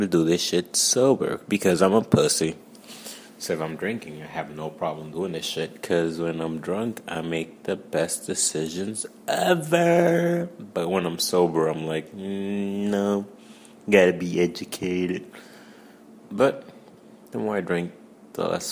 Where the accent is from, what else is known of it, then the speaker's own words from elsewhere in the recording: New York City, New York, United States; I'm from Brooklyn